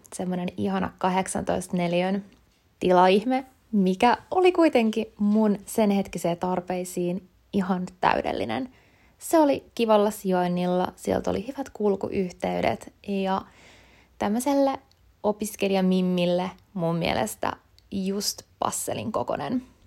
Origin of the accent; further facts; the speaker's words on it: Kotka, Kymenlaakso, Finland; moved away as an adult; now in Helsinki, Finland; mä oon alun perin Kotkasta kotoisin, eli kuitenkin täältä Etelärannikon puolelta